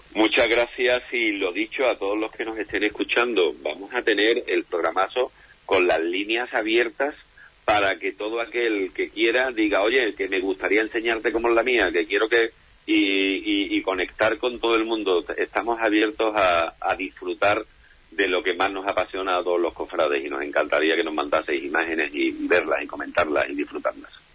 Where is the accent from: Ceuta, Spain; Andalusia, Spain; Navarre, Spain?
Andalusia, Spain; yo soy lo que denominamos en nuestra bendita tierra Andalucía un jartible